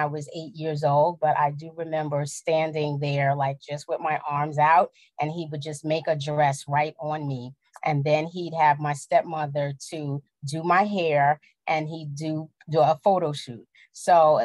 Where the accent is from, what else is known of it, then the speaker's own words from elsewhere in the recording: New York City, New York, United States; I grew up in the Bronx